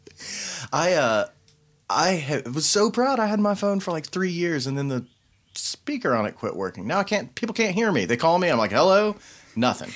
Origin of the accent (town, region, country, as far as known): Knoxville, Tennessee, United States